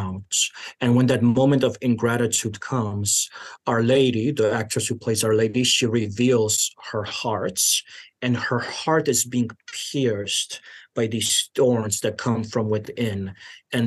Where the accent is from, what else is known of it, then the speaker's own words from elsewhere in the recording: Chicago, Illinois, United States; I grew up in Chicago in the 90s